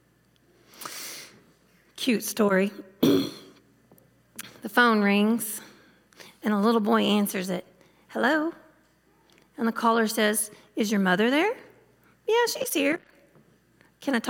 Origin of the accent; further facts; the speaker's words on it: the South, United States; I'm from the South